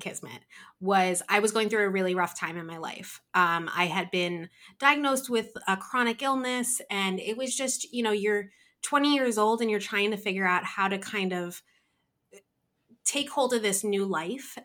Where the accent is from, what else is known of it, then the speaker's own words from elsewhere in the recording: New Jersey, United States; I am from New Jersey, um, born and raised here